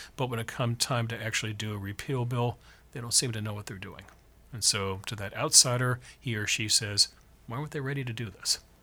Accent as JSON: {"language": "English", "region": "California", "country": "United States", "said": "I come from California"}